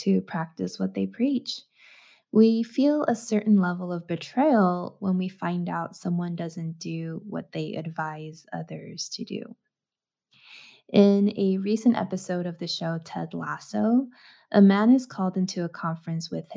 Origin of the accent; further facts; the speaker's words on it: United States; growing up in the States